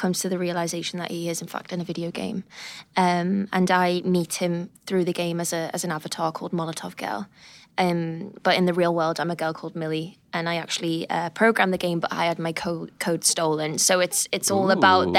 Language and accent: English; United Kingdom; I'm British